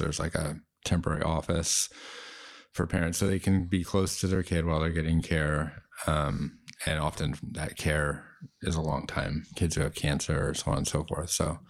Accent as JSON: {"language": "English", "town": "Seattle", "region": "Washington", "country": "United States", "tie": "born there", "said": "And it was cool because I was born in Seattle."}